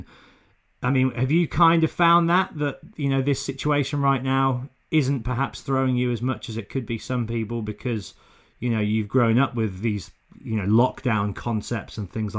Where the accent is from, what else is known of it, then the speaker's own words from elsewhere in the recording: Northern Ireland, United Kingdom; growing up in Northern Ireland, not to make too much of a stretchful connection